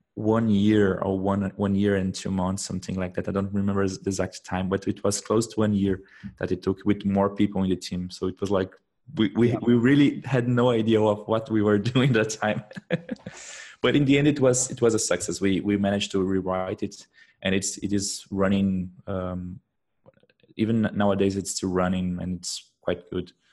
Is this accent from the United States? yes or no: no; Brazil; moved away as an adult; now in Germany; I am I come from Brazil but uh, I'm living in Germany for the past now I think it's around eight months.